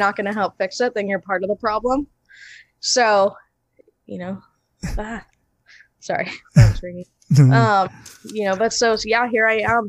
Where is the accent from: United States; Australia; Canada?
United States; Imperial, California; born and raised in Imperial